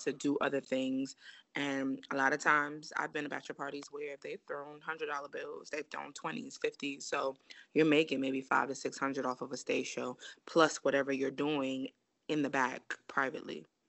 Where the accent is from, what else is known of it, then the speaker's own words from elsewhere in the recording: New York City, New York, United States; I'm from Brooklyn, I'm from Flatbush, and I lived in the area of Church Avenue.